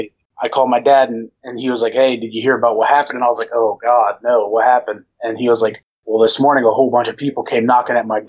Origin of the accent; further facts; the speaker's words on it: Delaware, Ohio, United States; also born or lived in Florida / Columbus, Ohio; I'm from Delaware, Ohio